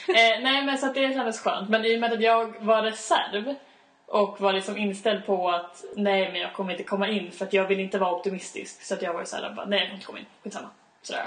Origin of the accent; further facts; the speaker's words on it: Uppsala, Uppsala County, Sweden; jag bor i Uppsala, jag kan Uppsala, jag umgås med mina vänner i Uppsala